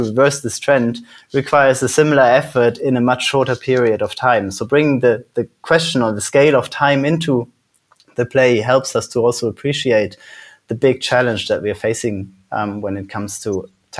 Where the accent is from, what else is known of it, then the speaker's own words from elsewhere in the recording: Netherlands; also born or lived in Switzerland / Germany / United Kingdom; now in Iceland; So I was born in Switzerland. I grew up in the Netherlands and Germany. I've lived in the UK for a long time. And now I moved to Iceland.